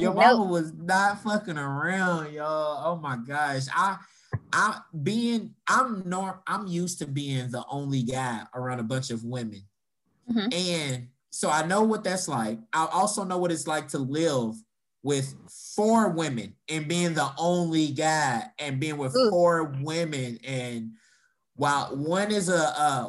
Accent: Louisville, Kentucky, United States; growing up in Louisville, we didn't get a Popeye's until until like 2001 or something like that.

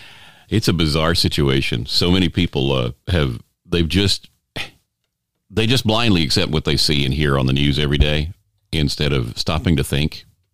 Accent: Houston, Texas, United States; moved away as an adult; now in Los Angeles, United States; I sold my car, so I had enough money to leave my hometown of Houston, Texas, and head for the bright pink lights of Hollywood.

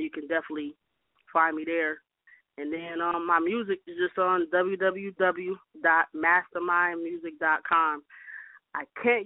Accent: St. Paul, Minnesota, United States; now in Atlanta, United States; born in Minneapolis, raised in St. Paul

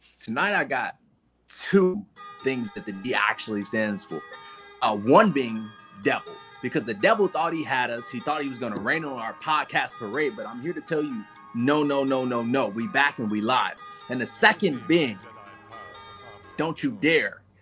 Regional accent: Chicago, Illinois, United States; moved away as an adult; also born or lived in Minnesota; now in Atlanta, United States; I am from the South Side of Chicago, born and raised

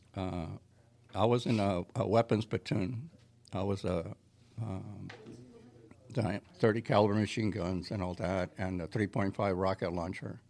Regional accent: San Jose, California, United States; I grew up in San Jose

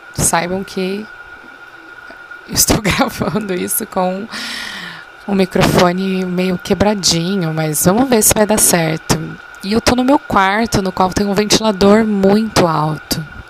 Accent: Brazil; sendo brasileiro

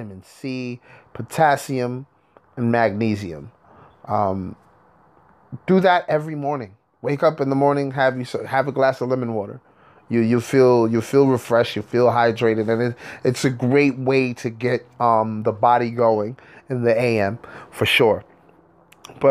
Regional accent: New York, United States; I'm from New York, and we're in Hudson Valley, New York

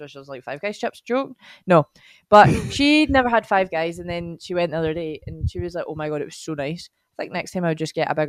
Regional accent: Scotland, United Kingdom; we've been calling it Fanaby because we're Scottish.

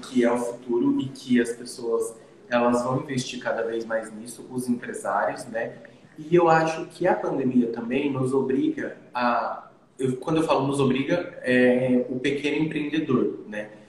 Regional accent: Dourados, Mato Grosso do Sul, Brazil; eu venho de um mercado pequeno. Eu venho de Dourados

